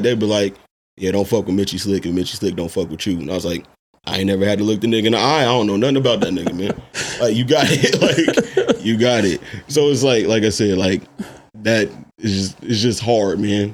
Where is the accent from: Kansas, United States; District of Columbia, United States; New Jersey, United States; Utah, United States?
Kansas, United States; Kansas City; now in San Diego, United States; I'm from Kansas City. I'm from Kansas.